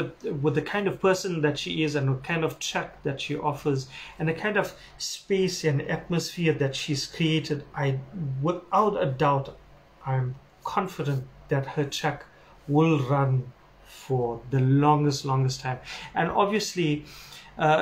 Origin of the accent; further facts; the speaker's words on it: Durban, KwaZulu-Natal, South Africa; my hometown, Durban, South Africa